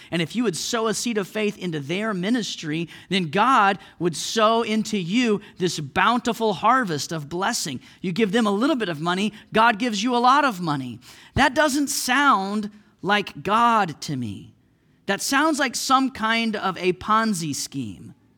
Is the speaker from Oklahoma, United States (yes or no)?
yes; Oklahoma, United States; moved away as an adult; also born or lived in Missouri; now in Saint Louis, United States; I was from Oklahoma. I lived in Oklahoma all my life. I moved to Missouri